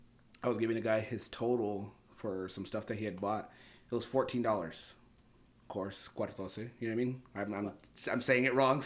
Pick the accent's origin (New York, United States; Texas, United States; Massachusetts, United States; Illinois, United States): Texas, United States; El Paso; I'm born and raised here in El Paso.